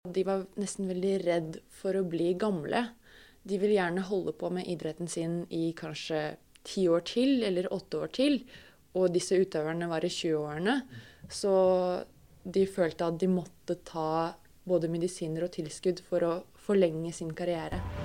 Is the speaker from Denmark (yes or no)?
no; Russia; Norwegian is a second language; moved away as an adult; now in Norway